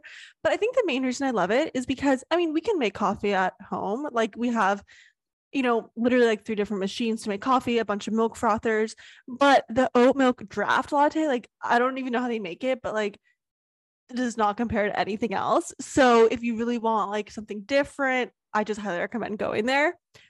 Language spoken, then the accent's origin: English; Austin, Texas, United States; Yes, we have lived in Austin our whole life. We're born and raised in Austin